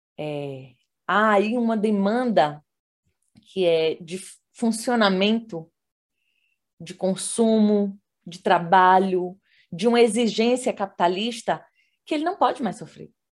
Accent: Salvador, Bahia, Brazil; moved away as an adult; now in Brasília, Brazil; como baiana, acho que essa é a primeira identidade que me define aí. Eu sou de Salvador

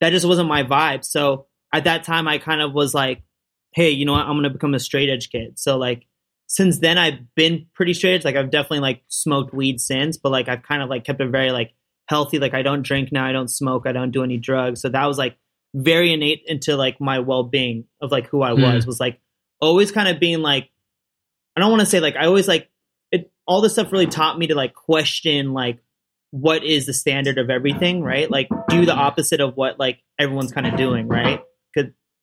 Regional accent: Orinda, California, United States; moved away as an adult; now in Los Angeles, United States; I grew up in the Bay Area near Berkeley in this little town called Orinda

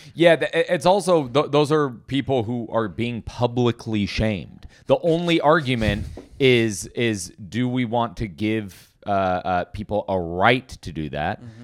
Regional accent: Portland, United States; I was born in Portland.

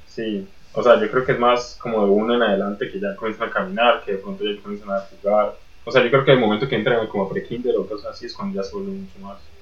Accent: Colombia; en Colombia también tenemos ese tipo de mercados

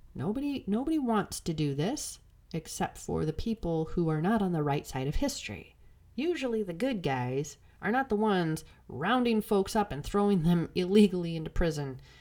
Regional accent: Illinois, United States; I'm from Illinois

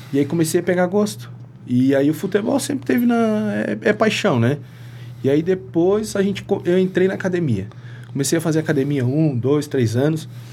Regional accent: Lages, Santa Catarina, Brazil; also born or lived in Antônio Carlos / Ibirama / Presidente Getúlio; now in Rio do Sul, Brazil; Eu sou natural de Lages. Lages. Isso, mas morava. É, vim, vim descendo. Lages, Antônio Costa, Itaió, Presidente Getúlio, agora moro em Rio do Sul.

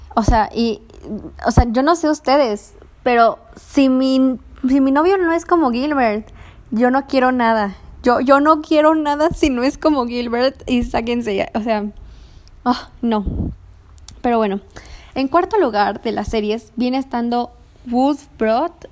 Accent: Mexico City, Mexico; soy de Ciudad de México

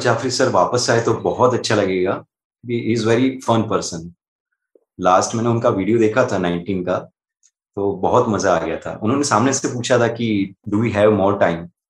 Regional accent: Ahmedabad, Gujarat, India; मैं अहमदाबाद गुजरात से बिलोंग करता हूँ

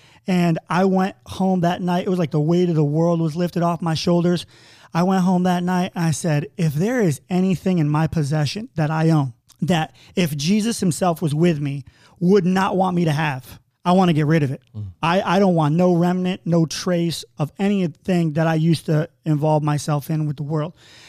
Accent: New York, United States; And I'm from a small podunk town in upstate New York, population 30,000. You know, when I say I'm from New York, people think New York City, but I'm from, you know, farm country.

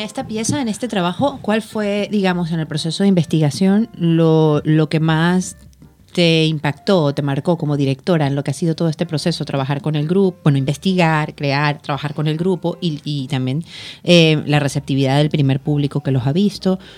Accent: Venezuela; moved away; Todo el equipo de producción de la Finestra Cultural somos venezolanos

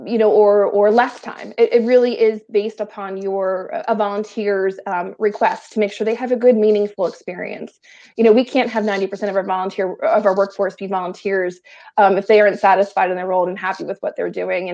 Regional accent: southeastern Pennsylvania, United States; also born or lived in Delaware County, Pennsylvania / Chester County, Pennsylvania / Bucks County, Pennsylvania; I'm very much southeastern Pennsylvania born and bred

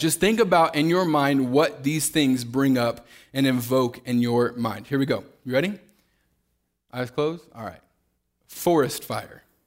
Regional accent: Kansas City, Missouri, United States; moved away as an adult; now in Fort Worth, United States; I grew up, uh, born and raised in Kansas City, Missouri

